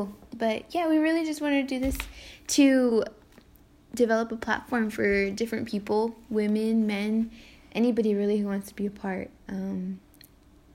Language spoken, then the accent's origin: English; Coachella Valley, California, United States; I'm Mexican-American. I was born and raised in Coachella Valley.